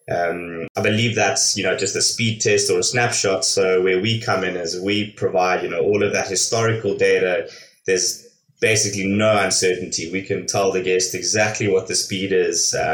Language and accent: English; South Africa; moved away as an adult; also born or lived in Hong Kong / Los Angeles, United States; I am originally from South Africa. Um, I completed my university out there, and then I've been living and working overseas for the last fifteen years. Uh, spent six years in Hong Kong